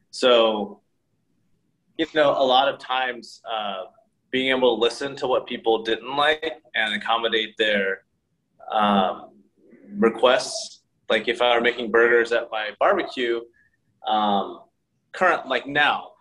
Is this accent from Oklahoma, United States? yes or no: yes; Oklahoma, United States; moved away as an adult; also born or lived in South Korea / San Francisco; now in New York, United States; I grew up in Oklahoma